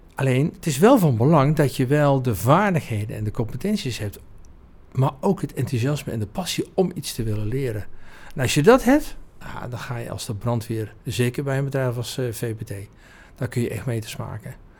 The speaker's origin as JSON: {"language": "Dutch", "town": "Oudheusden", "region": "North Brabant", "country": "Netherlands", "tie": "born or raised there", "said": "geboren en getogen in Oudheusden. Dat is een heel klein dorpje naast de mooie vesting Heusden."}